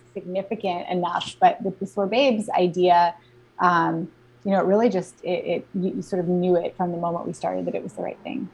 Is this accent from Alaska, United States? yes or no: yes; Alaska, United States; moved away as an adult; I was actually born and raised in Alaska.